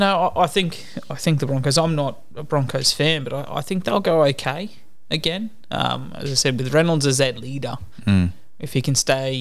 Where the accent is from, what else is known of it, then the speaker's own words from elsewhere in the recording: Queensland, Australia; being Queenslander